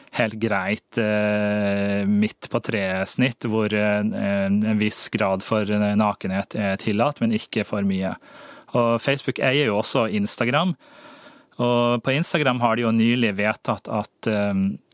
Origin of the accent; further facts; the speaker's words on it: Norway; jeg er nordmann